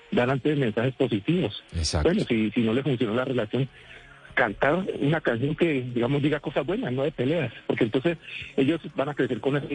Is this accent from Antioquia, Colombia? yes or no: no; Cali, Valle del Cauca, Colombia; also born or lived in Jamundí; yo soy de Cali, pero estoy llamándolos desde Jamundí allí.